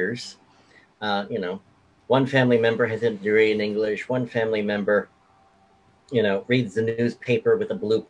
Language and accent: English; New York City, New York, United States; I was born in Queens.